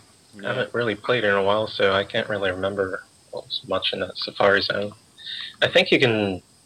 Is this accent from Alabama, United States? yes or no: yes; Alabama, United States; I'm from Alabama.